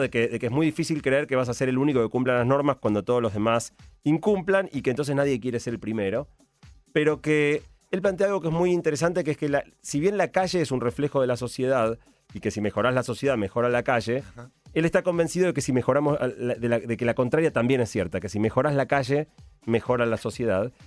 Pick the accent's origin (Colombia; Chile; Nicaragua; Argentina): Argentina; los argentinos